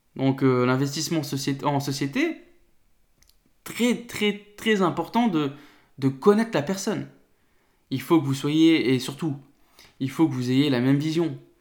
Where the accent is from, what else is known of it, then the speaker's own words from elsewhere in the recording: north of France, France; je viens du nord de la France